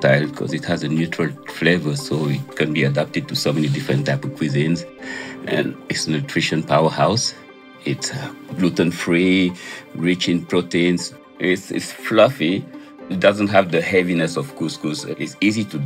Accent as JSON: {"language": "English", "region": "Dakar", "country": "Senegal", "tie": "born or raised there", "moved": "as an adult", "lives_now": "New York City, United States", "said": "Growing up in Dakar"}